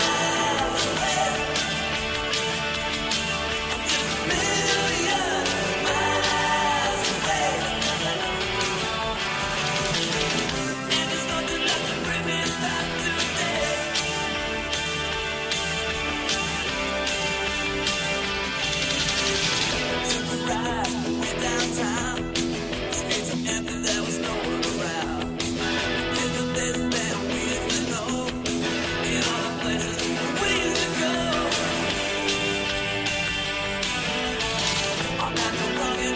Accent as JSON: {"language": "English", "country": "United Kingdom", "said": "I am British"}